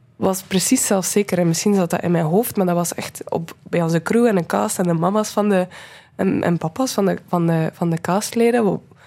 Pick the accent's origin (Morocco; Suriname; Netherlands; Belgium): Belgium; Menen, Flanders; moved away; ik ben van Menen, van een stadje in West-Vlaanderen. En ik heb daar graag gewoond